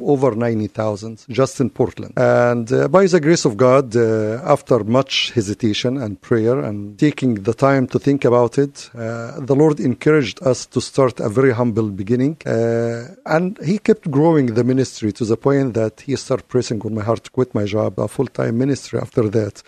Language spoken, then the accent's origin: English; Egypt; now in United States; I'm originally from Egypt